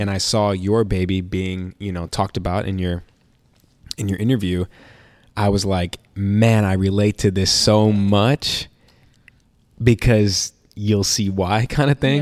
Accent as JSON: {"language": "English", "town": "Chicago", "region": "Illinois", "country": "United States", "tie": "born or raised there", "moved": "yes", "said": "I'm a kid from Chicago"}